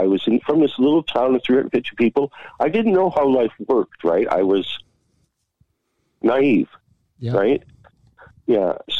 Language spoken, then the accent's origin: English; Blackie, Alberta, Canada; also born or lived in East York / Calgary; back in 77, and my dad got out, and we moved to this little town of 350 people called Blackie, Alberta.